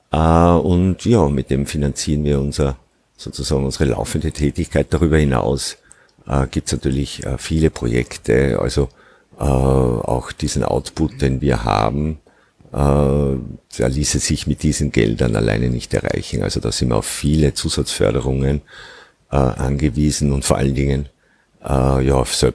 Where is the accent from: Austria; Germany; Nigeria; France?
Austria; Upper Austria; ja, ich komme ursprünglich aus Oberösterreich, bin acht Kilometer entfernt äh, von Mauthausen aufgewachsen